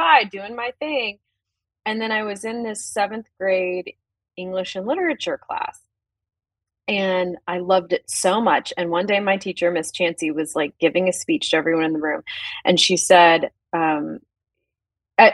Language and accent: English; the South, United States; being in the South